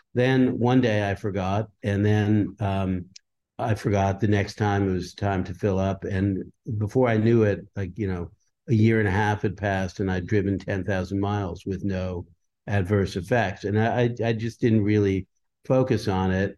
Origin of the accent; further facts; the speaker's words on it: Leonia, New Jersey, United States; also born or lived in Brooklyn, New York; the town I grew up in, which, um, I was born in Brooklyn, New York, but I, I moved to a small town called Leonie, New Jersey